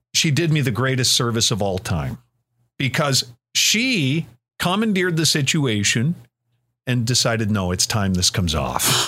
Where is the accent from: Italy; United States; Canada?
Canada; Cobourg, Ontario; I grew up in the Coburg area